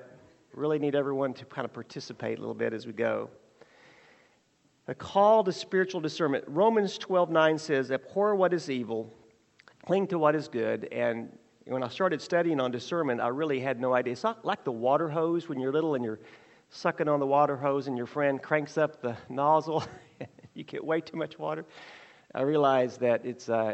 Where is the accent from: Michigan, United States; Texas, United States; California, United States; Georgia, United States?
Texas, United States; Burleson; I grew up in Burleson, Texas